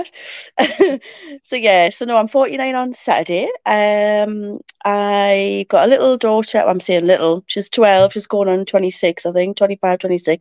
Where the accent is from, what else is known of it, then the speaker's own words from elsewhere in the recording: Ashington, North East England, United Kingdom; now in Morpeth, United Kingdom; I was born and bred in Ashington many moons ago